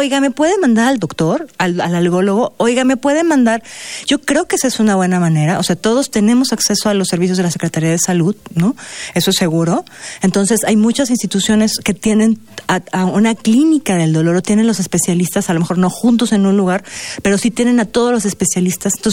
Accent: Mexico; nosotros como mexicanos

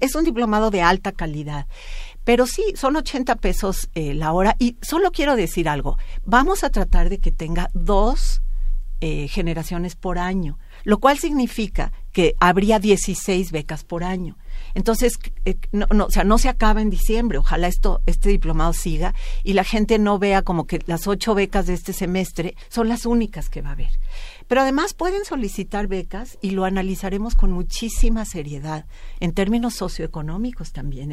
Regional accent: Mexico

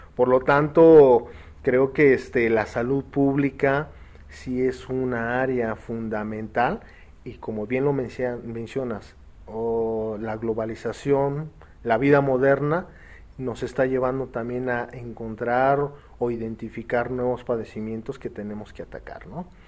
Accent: Mexico

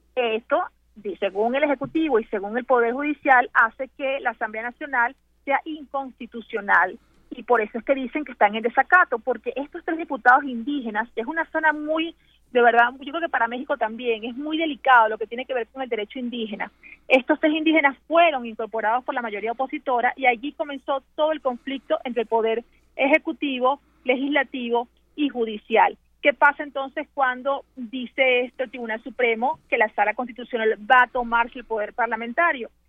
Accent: Venezuela; Te hablo como una venezolana de a pie

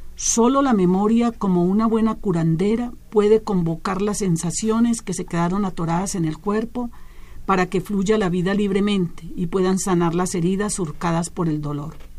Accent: Colombia; also born or lived in Chile; now in Mexico; yo soy de origen colombiano, también soy mexicana, muchas gracias a, esta tierra que me ha acogido

